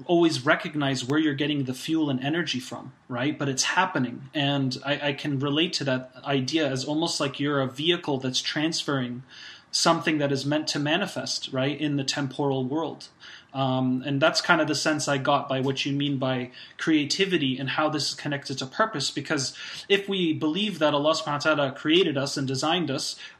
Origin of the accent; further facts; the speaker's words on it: United States; I grew up obviously in the United States.